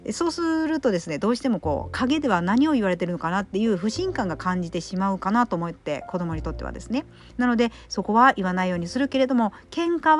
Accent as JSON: {"language": "Japanese", "region": "Kyushu", "country": "Japan", "tie": "born or raised there", "said": "私は九州育ちの、えー、方言がハイブリッドでいろいろ入ってますので"}